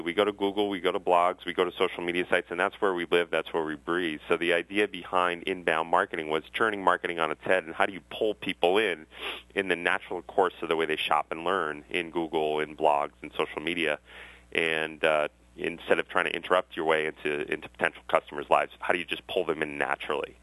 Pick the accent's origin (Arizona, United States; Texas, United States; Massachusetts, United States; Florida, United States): Massachusetts, United States; Westwood; I grew up in Westwood, Massachusetts